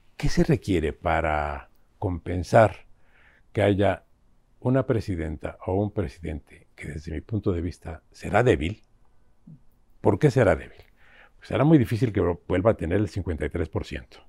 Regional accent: Mexico; como mexicanos

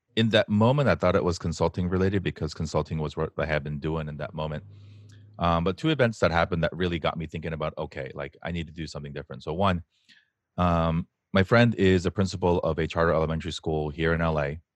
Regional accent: United States; we, especially as Asian American men, are raised with a double whammy of expectations

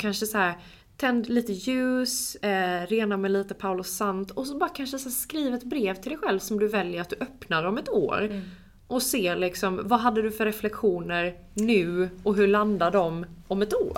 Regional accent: Jämtland, Sweden; kommer från en liten, liten håla, nej men mm. en by utanför Östersund, upp i skogen liksom

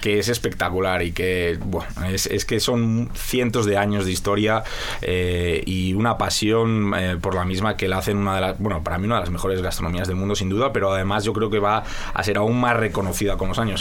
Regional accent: Spain; now in Mexico; Soy muy español

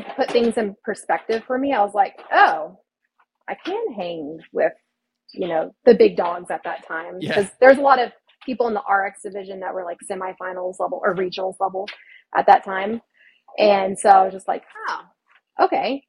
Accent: Austin, Texas, United States; moved away as an adult; now in California, United States; born and raised in Austin, Texas. I didn't move out of that state until 2021

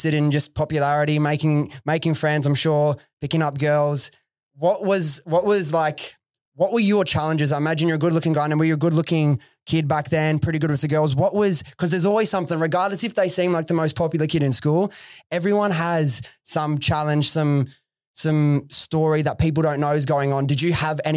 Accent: Sydney, New South Wales, Australia; I grew up in Western Sydney myself, Preston, so like near Liverpool area

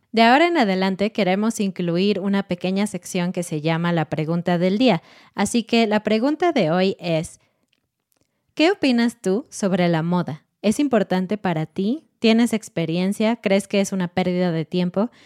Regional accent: Mexico City, Mexico; viví y crecí en Ciudad de México

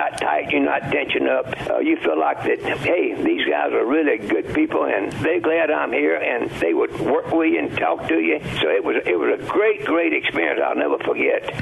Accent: Grenada, Mississippi, United States; I would come back to my hometown of Grenada, Mississippi

